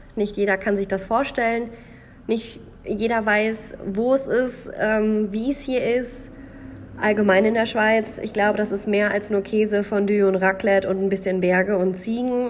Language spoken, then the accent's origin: German; Münsterland, North Rhine-Westphalia, Germany; moved away as an adult; now in Switzerland; das Münsterland noch eine Rolle spielen. Es bleibt nicht aus, es ist meine Heimat